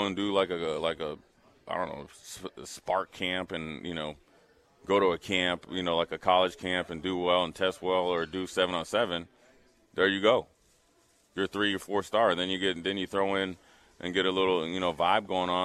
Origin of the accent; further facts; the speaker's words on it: Minnesota, United States; moved away as an adult; also born or lived in Nebraska; I was from Minnesota.